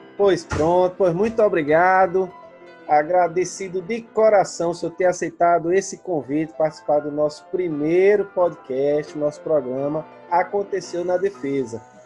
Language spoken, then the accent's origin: Portuguese; Northeast Region, Brazil; eu sou do Nordeste